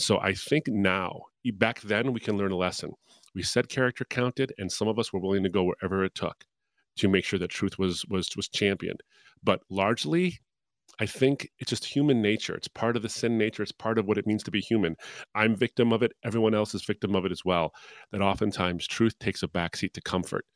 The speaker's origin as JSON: {"language": "English", "town": "Detroit", "region": "Michigan", "country": "United States", "tie": "born or raised there", "said": "my hometown of Detroit"}